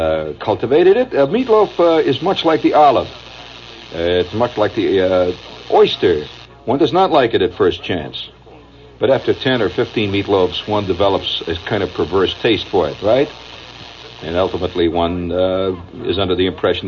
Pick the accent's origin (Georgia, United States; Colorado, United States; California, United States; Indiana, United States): Indiana, United States; accent: Indiana; moved away; my Indiana accent